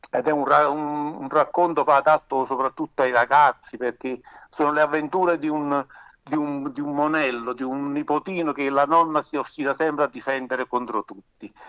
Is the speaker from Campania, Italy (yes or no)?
yes; Campania, Italy; un giovane pescatore della penisola sorrentina, la mia terra, in provincia di Napoli